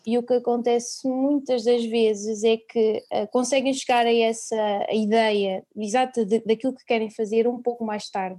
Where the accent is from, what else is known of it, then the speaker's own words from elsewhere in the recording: Gouveia, Centro, Portugal; sou de Gouveia, sou da Serra da Estrela